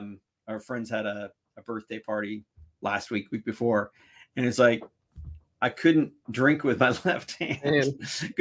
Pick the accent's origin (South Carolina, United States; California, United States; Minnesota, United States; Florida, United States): California, United States; I'm from California